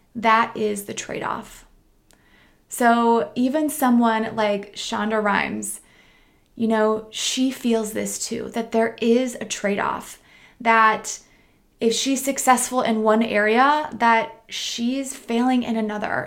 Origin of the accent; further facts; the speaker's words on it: Midwest, United States; moved away; I'm from the Midwest.